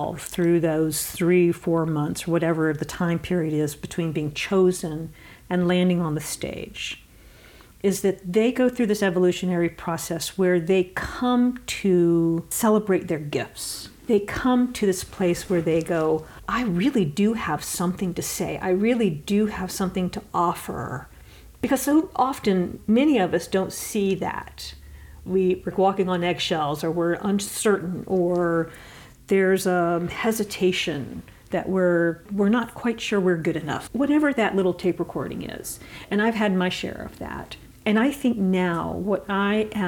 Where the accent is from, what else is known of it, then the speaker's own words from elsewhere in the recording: Asheville, North Carolina, United States; my hometown, which is part of continuing a tradition that I grew up in Asheville